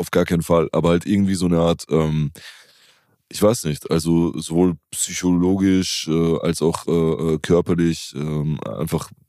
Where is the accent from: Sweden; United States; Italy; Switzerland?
Italy; für mich als Italiener wäre es halt wie wenn, keine Ahnung, also